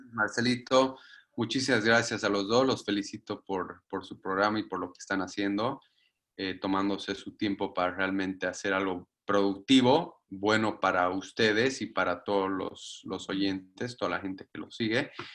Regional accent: Bolivia; moved away

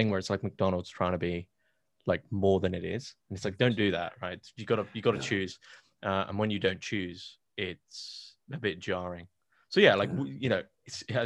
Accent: United Kingdom; I'm British

